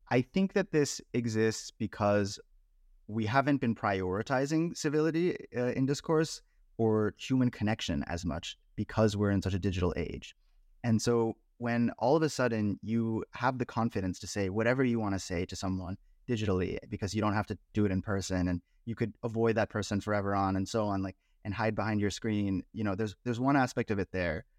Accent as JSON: {"language": "English", "area": "Bay Area", "region": "California", "country": "United States", "tie": "born or raised there", "said": "I grew up in the Bay Area"}